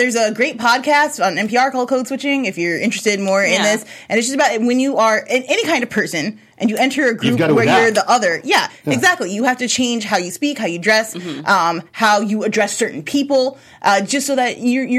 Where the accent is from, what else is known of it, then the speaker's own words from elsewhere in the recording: Chicago, Illinois, United States; I'm from Chicago